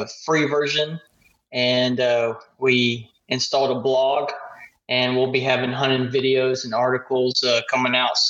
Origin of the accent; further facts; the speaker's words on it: Jewett, Texas, United States; Yeah, this is down in Texas. So okay. The cattle industry runs everything. And where I grew up in Jewett, 600 people, that's pretty much what everybody does is run cattle.